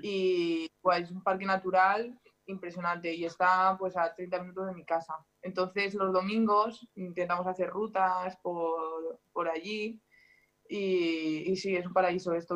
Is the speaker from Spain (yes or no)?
yes; Spain; moved away as an adult; now in France; los raros somos los españoles